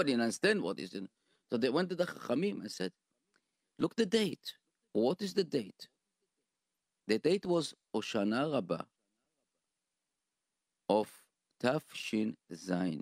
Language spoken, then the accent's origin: English; Israel; English is a second language; moved away as an adult; now in United States; I grew up in Sotia, you know, but in Israel